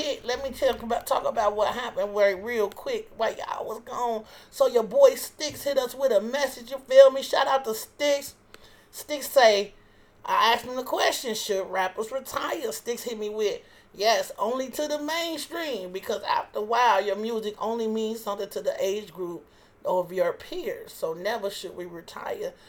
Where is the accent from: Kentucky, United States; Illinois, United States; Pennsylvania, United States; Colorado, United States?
Illinois, United States; Chicago; I'm from Chicago